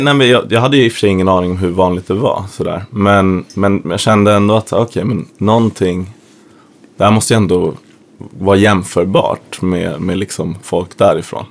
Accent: Sweden; kommer dit som svensk och är van att ifrågasätta auktoriteter

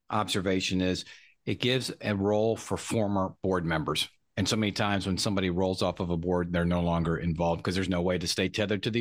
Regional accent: Franklin, United States; I'm from Franklin. I know right where her office is. I lived about a mile away back in the day. The whole family's still up there.

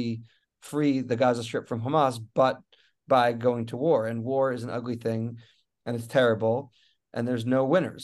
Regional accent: United States; moved away as an adult; also born or lived in Israel; as an American

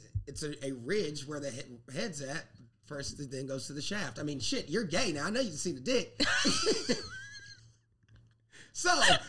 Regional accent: South Carolina, United States; now in New York, United States; I'm from the South, I'm from South Carolina.

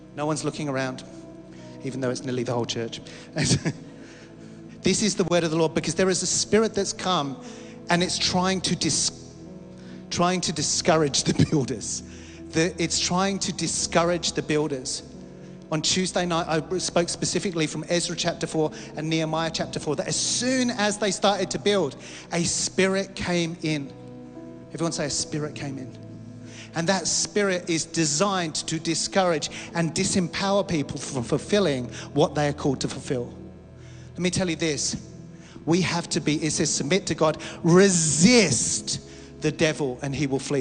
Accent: Australia; we as Australian Christians

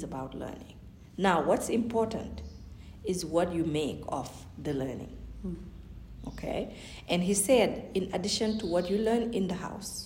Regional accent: Senegal; first language Fulani; English is a second language; moved away as an adult; also born or lived in Massachusetts, United States; I was born and raised in Senegal

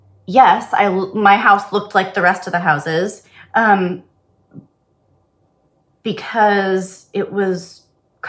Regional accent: Bellevue, Washington, United States; I grew up in Bellevue, right here near Seattle

